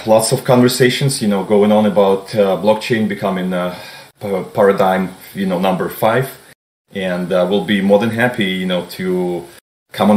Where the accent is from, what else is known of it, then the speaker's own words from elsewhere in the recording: Minsk, Belarus; now in Boston, United States; I was born originally in Belarus, Minsk, and migrated to the United States in 2008. Currently, I'm residing at Boston, Massachusetts